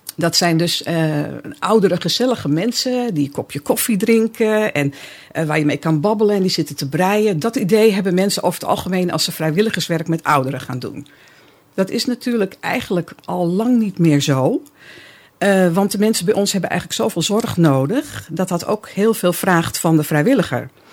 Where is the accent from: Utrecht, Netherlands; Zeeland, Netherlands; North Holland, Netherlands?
North Holland, Netherlands; Amsterdam; ik kom uit Amsterdam.